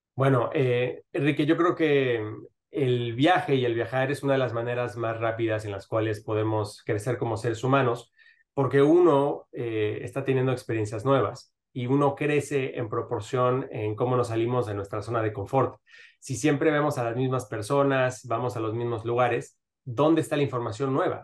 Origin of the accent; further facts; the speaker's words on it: Mexico City, Mexico; moved away as an adult; now in Miami, United States; yo nací en Miami, pero crecí en la Ciudad de México